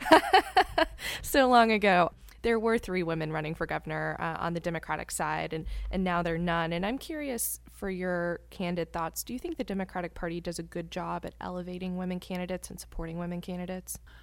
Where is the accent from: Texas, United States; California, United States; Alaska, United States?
Texas, United States; I grew up in Texas, and my parents' back porch is probably my favorite place